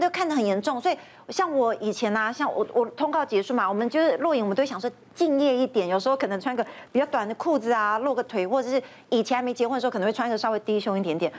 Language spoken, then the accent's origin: Chinese; Taipei, Taiwan; moved away as an adult; also born or lived in Taoyuan; 因为我是台北人，然后我嫁到桃园，我老公他们家就是比较传统的家族